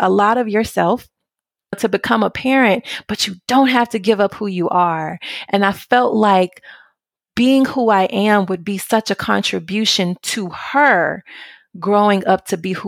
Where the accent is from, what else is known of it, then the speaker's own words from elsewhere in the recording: Memphis, Tennessee, United States; moved away as an adult; now in Italy; when I was a little girl growing up in Memphis, Tennessee